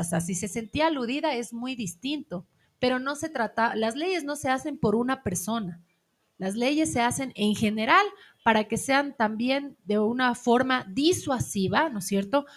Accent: Ecuador; como ecuatorianos nosotros

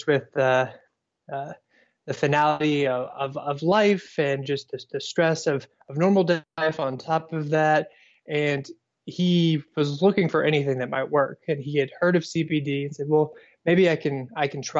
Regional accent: Owensboro, Kentucky, United States; also born or lived in Tennessee / Louisville, Kentucky / Indiana; I was born in Tennessee, but I never claim it because I moved before I was one. I grew up in Kentucky, in Owensboro, Kentucky

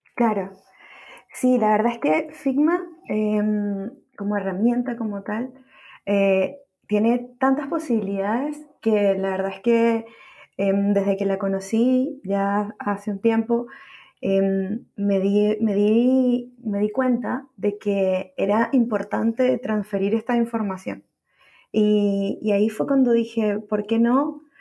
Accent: Caracas, Capital District, Venezuela; moved away as an adult; now in Santiago, Chile; soy, soy venezolana, nacida en Caracas, Venezuela, viviendo en Santiago de Chile ya hace más de seis años

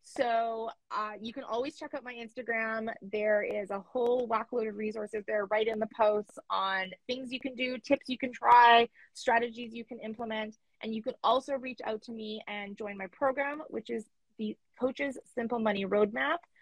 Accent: Canada; I'm Canadian

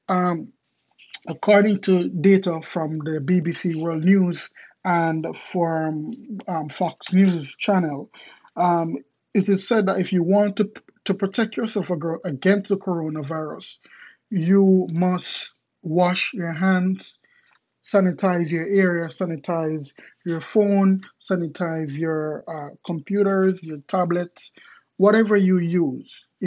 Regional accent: Kingston, Jamaica; I remember growing up in Jamaica, in Southside, Kingston, Jamaica

